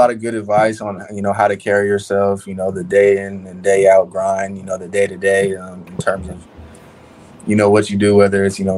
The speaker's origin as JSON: {"language": "English", "region": "Oregon", "country": "United States", "said": "I'm from Oregon"}